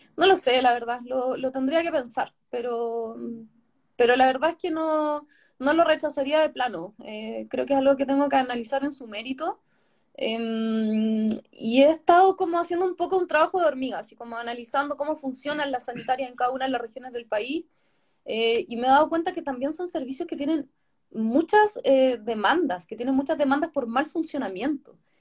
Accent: Chiloé, Los Lagos, Chile; yo no soy de Santiago, soy chilota

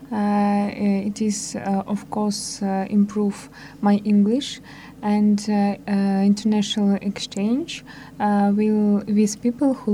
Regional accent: Minsk, Belarus; I also from Minsk.

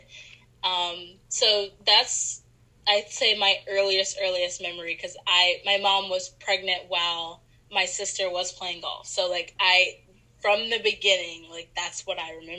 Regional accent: Apopka, Florida, United States; I'm from Orlando, Florida. I'm from like North Orlando, in an area called Apopka.

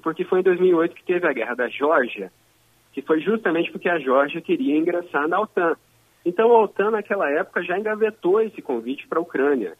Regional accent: Erechim, Rio Grande do Sul, Brazil; moved away; eu sou do Rio Grande do Sul.

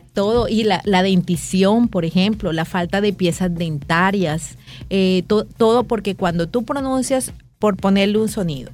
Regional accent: Caribbean Region, Colombia; moved away as an adult; also born or lived in Bogotá, Colombia; now in Dominican Republic; también vengo del Caribe

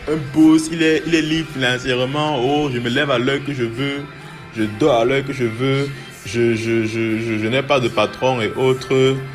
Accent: Cameroon; je suis camerounais. Euh, J'habite au Cameroun.

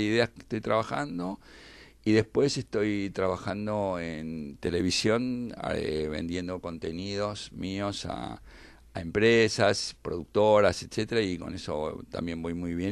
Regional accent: Argentina; como argentino

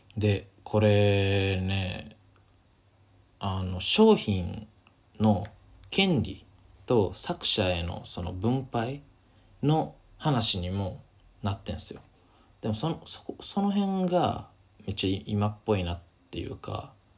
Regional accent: Kansai, Japan; moved away as an adult; now in Tokyo, Japan; 大学卒業してこっち来てあの関西から上京してきて東京来た

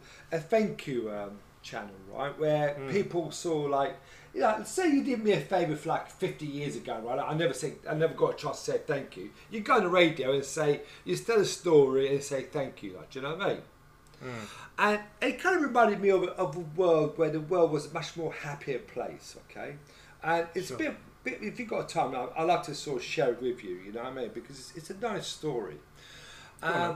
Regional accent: England, United Kingdom; we're English

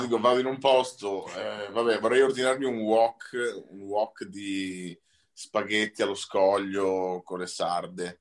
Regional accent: Venice, Veneto, Italy; siamo veneti, io di Venezia e lui di Padova

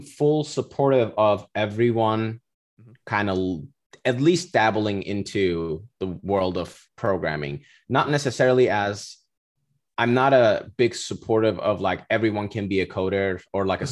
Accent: Cyprus; moved away as an adult; now in Florida, United States; I'm originally from Cyprus. I was born and raised there. Went to high school all, all the way

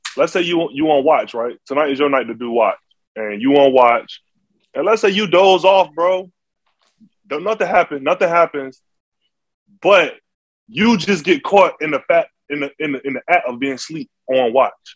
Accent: Norfolk, Virginia, United States; I'm from Norfolk, Virginia

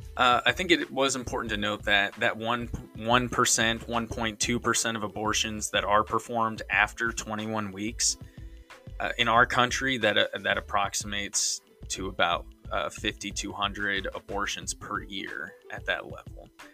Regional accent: Missouri, United States; I'm from Missouri

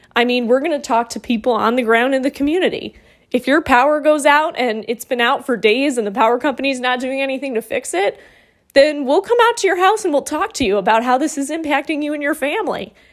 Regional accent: Monroe, Michigan, United States; moved away as an adult; also born or lived in Toledo, Ohio; now in Roanoke, United States; Monroe, Michigan, where I really grew up

